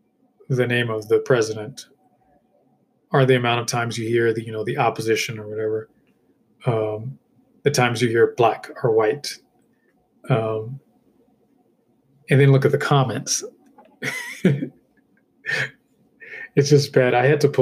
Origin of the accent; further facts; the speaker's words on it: United States; I'm an American